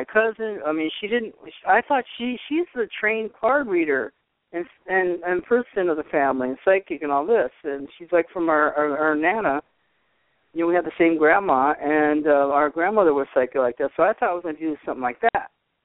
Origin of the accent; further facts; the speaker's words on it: Poughkeepsie, New York, United States; moved away; also born or lived in Boston, Massachusetts / California; I used to live upstate New York in Poughkeepsie